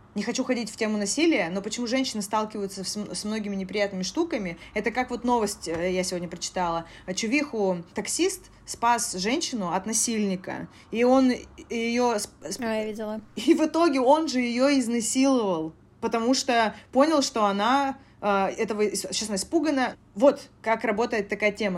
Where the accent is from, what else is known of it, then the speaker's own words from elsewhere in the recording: Koryazhma, Arkhangelsk Oblast, Russia; now in Moscow, Russia; я из Коряжмы